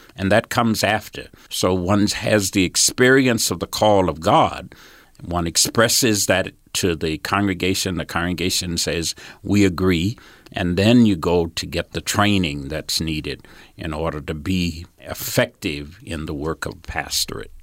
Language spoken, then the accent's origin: English; Georgia, United States; moved away as an adult; now in Salt Lake City, United States; when I was a small boy, I grew up in Georgia